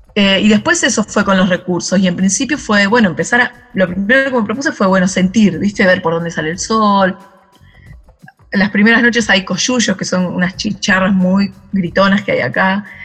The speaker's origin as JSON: {"language": "Spanish", "town": "Carapachay", "region": "Buenos Aires Province", "country": "Argentina", "tie": "born or raised there", "moved": "yes", "said": "me crié en el conurbano, en Carapachay, en Buenos Aires"}